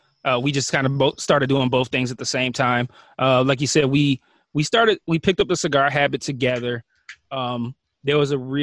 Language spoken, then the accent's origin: English; Detroit, Michigan, United States; yeah, we're from Detroit.